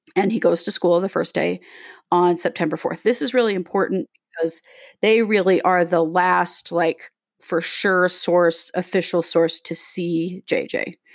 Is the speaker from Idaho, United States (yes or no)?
yes; Rexburg, Idaho, United States; Katie and I grew up in Rexburg, Idaho.